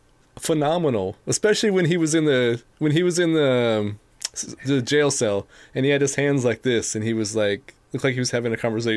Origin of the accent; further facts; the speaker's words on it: United States; I'm an American from the 21st century